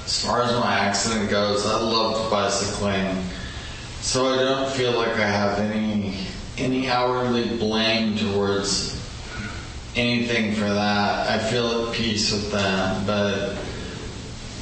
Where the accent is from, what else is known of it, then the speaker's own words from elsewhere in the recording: San Francisco, California, United States; growing up in San Francisco, I was a bartender for a while